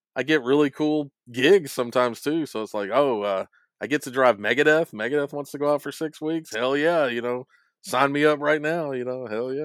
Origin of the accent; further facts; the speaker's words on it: Hendersonville, Tennessee, United States; I was from Hendersonville, Tennessee